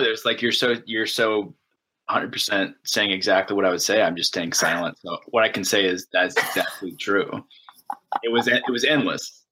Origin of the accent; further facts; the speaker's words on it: United States; I'm an American, and I live in a, an open democracy